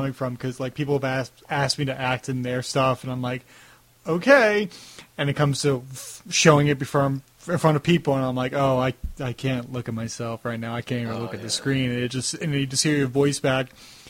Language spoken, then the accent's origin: English; Long Island, New York, United States; accent: Long Island; that was a very Long Island thing for me to say, talk, yeah, water, coffee, drawer, yeah, that's how, like, that's my terrible accent there.